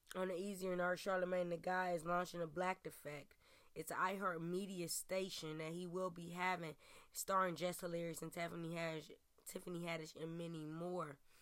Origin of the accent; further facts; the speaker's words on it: Cleveland, Ohio, United States; Cleveland, my hometown, where I stay, where I reside, where I report from